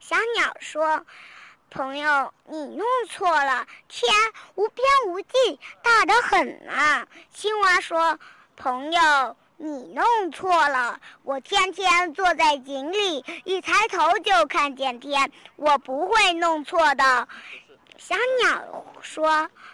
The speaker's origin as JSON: {"language": "Chinese", "town": "Changsha", "region": "Hunan", "country": "China", "said": "我是来自湖南长沙的"}